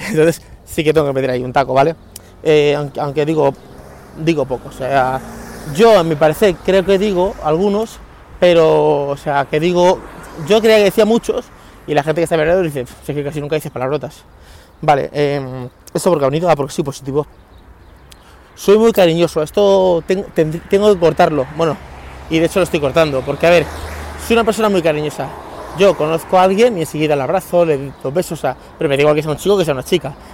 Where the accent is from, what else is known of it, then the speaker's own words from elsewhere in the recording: Leganés, Community of Madrid, Spain; me crié en San Nicasio, sí, bueno, yo viví en Leganés hasta los 15 años y me crié en un barrio que se llamaba San Nicasio, que es un barrio humilde, un barrio obrero de, Leganés